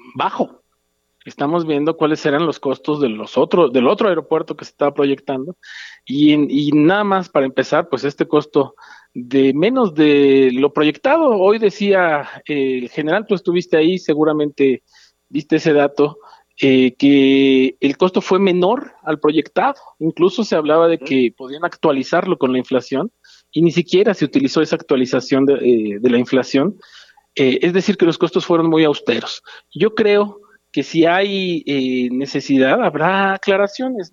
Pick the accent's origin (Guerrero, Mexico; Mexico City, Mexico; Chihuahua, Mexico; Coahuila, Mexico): Guerrero, Mexico; yo soy de guerrero, viajo constantemente a Acapulco